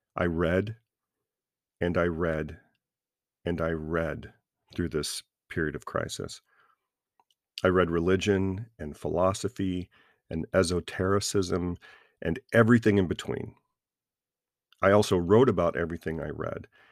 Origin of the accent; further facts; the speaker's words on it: American South, United States; I was raised a Christian in the American South